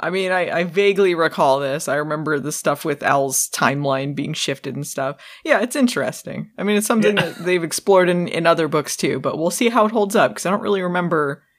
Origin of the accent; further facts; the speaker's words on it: Arizona, United States; moved away as an adult; I lived there until I was in my mid-20s. I was born in Arizona